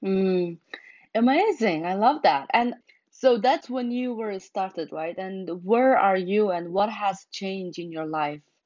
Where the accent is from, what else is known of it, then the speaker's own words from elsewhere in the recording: Mongolia; now in United States; growing up in Mongolia and coming to America